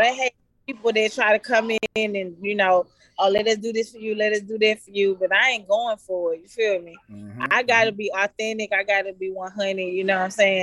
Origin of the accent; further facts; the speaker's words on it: Atlanta, Georgia, United States; also born or lived in Decatur / Lithonia / Stone Mountain / East Point; I was born in Grady Memorial Hospital. I was raised in Mechanicsville, West Side Zone 3